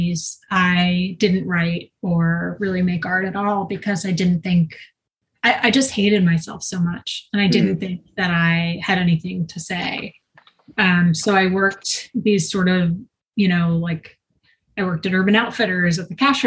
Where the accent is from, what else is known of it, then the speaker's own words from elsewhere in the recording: Long Island, New York, United States; also born or lived in Brooklyn, New York / Westchester, New York; I'm a New Yorker. I was born in Brooklyn, grew up in Long Island